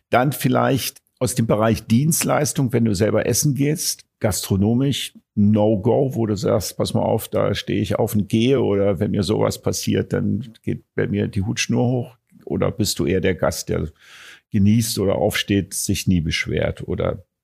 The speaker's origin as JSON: {"language": "German", "region": "Vienna", "country": "Austria", "said": "Ich, ich kritisiere nicht, weil ich das unhöflich und respektlos finde, so als Wiener."}